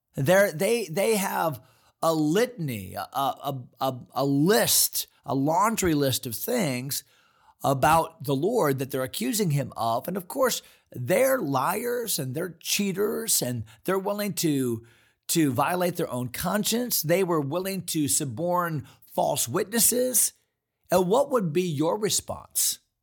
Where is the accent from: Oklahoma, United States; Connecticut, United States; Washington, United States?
Connecticut, United States; East Hartland; moved away; also born or lived in Fredericksburg, Virginia; we grew up in East Hartland, Connecticut